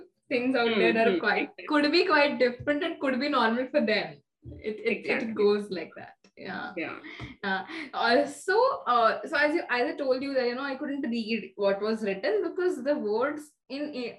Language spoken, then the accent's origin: English; India; many Asian languages being Indian. We know at least two from birth, you know, our mother tongue and Hindi.